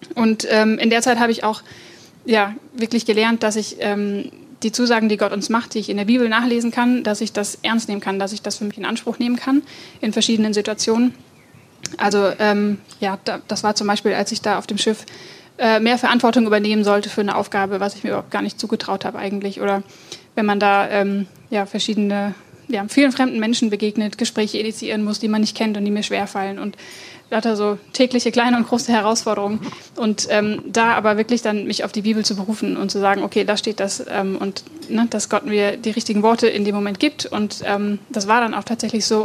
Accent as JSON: {"language": "German", "country": "Germany", "tie": "born or raised there", "said": "ich bin ähm, ja, in Oberessigheim aufgewachsen, gar nicht weit von hier"}